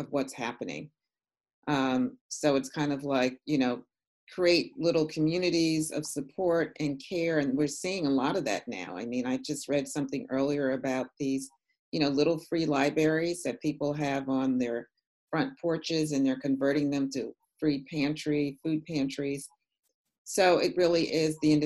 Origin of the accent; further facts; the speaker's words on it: New York City, New York, United States; when I was a young girl growing up in New York City. And I grew up in an area of Manhattan called Morningside Heights